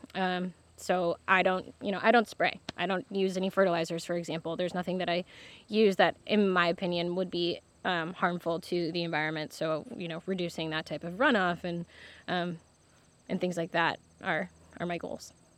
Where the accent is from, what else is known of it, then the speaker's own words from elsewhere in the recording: Michigan, United States; moved away as an adult; also born or lived in New York; now in Martha's Vineyard, United States; I'm from Michigan originally. I grew up around farms.